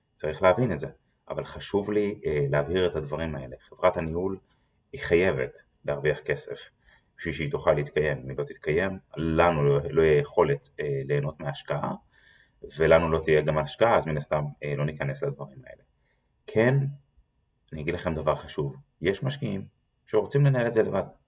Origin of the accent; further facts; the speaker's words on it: Israel; אנחנו כישראלים